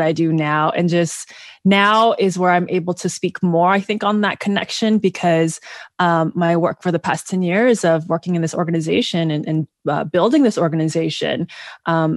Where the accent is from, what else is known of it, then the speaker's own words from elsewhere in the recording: Bay Area, California, United States; accent: American; also born or lived in Kenya / Zambia; born and raised in the Bay Area, California, the best place to be